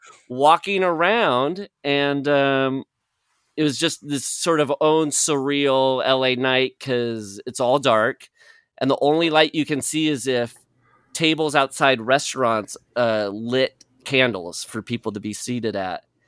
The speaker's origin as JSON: {"language": "English", "region": "Midwest", "country": "United States", "tie": "born or raised there", "moved": "yes", "said": "growing up in the Midwest"}